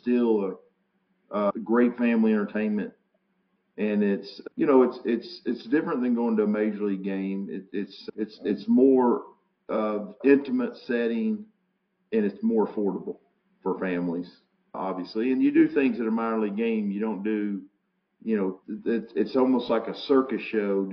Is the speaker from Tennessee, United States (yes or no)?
yes; Chattanooga, Tennessee, United States; I grew up in Chattanooga